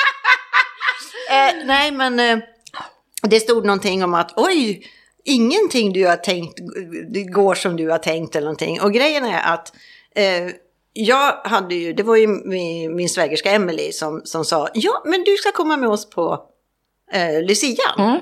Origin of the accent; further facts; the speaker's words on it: Stockholm, Stockholm County, Sweden; moved away as an adult; also born or lived in Mallorca; now in Palma, Spain; jag åker ju hem på tisdag mm. och firar jul hemma i Stockholm